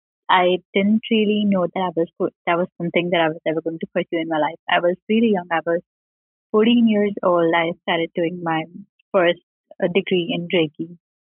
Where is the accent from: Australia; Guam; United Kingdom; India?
India; Indore, Madhya Pradesh; I'm from a Hindu family in India. I was born in Indore. It's a capital city in the state of Madhya Pradesh.